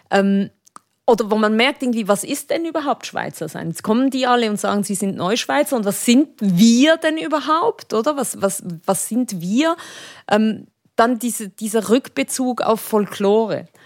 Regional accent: Spain; aber es war als Spanierin, äh, wenn du irgendwo diese Töne gehört hast, dann ging es gleich

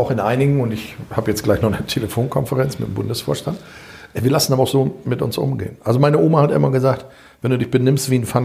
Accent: North Rhine-Westphalia, Germany; hör mal, ich komme aus NRW

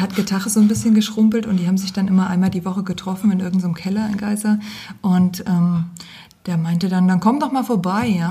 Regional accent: Geisa, Thuringia, Germany; also born or lived in Aschaffenburg / Gießen; now in Fulda, Germany; Ich komme ursprünglich aus Geisa, aus Wiesenfeld.

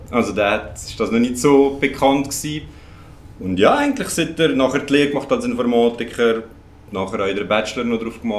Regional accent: Lucerne, Switzerland; ah, Luzern.

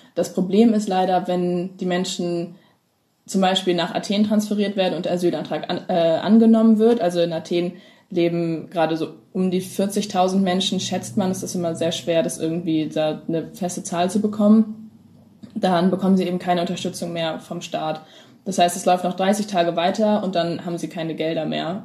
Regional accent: Hamburg, Germany; ich komme aus Hamburg

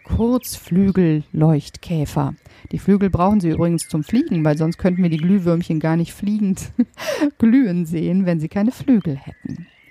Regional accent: Germany; bei uns in Deutschland

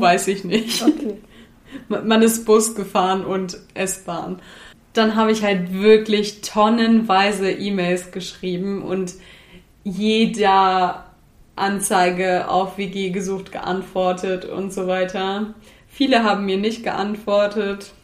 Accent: Lüneburg Heath, Lower Saxony, Germany; moved away as an adult; also born or lived in Hamburg; now in Berlin, Germany; ich komme aus dem tiefen Niedersachsen, aus der Lüneburger Heide, aus so einem Kaff

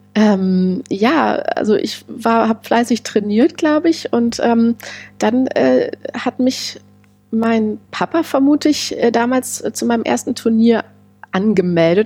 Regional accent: Berlin, Germany; an den Ort meiner Kindheit, wo ich groß geworden bin, nach Heiligensee

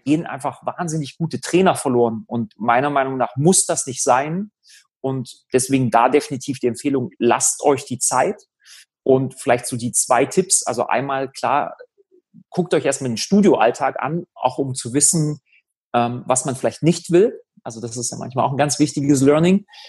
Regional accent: Germany; die Uni, die in der Nähe von meinem Heimatort ist. Habe mich für Halle entschieden

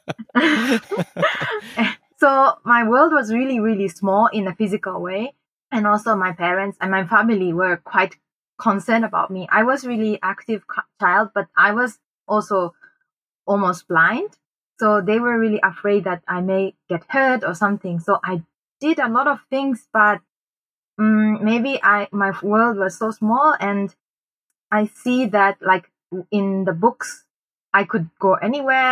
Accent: Japan; also born or lived in Bangkok, Thailand / Chiang Mai, Thailand; now in Thailand; a local company in my hometown in Japan

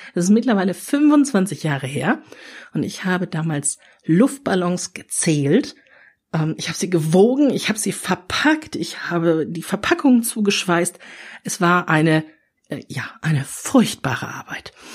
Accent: Ruhr area, North Rhine-Westphalia, Germany; ich bin im Ruhrgebiet aufgewachsen

